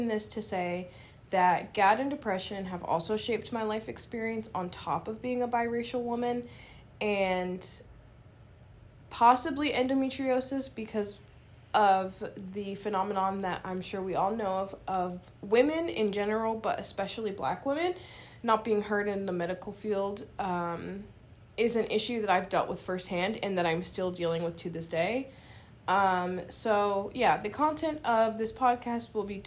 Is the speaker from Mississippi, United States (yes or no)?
no; San Francisco, California, United States; moved away as an adult; now in Louisville, United States; I was born and raised in San Francisco, California, and I now live in Louisville, Kentucky